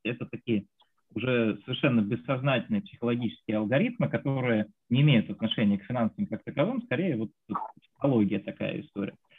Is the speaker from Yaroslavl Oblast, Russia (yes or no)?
no; Voronezh, Voronezh Oblast, Russia; now in Moscow, Russia; я сам из Воронежа, вот сейчас живу в Москве